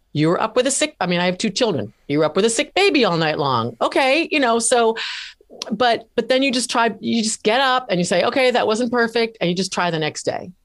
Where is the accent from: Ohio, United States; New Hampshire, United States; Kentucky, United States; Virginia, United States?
New Hampshire, United States; moved away; also born or lived in Washington, D.C.; moved back to my home state of New Hampshire in nineteen ninety-five